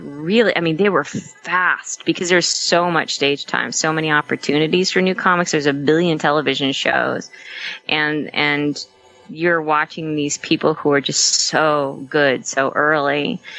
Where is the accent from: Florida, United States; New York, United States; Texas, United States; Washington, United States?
New York, United States; the Catskills; I grew up in the Catskills. And the Borscht Belt.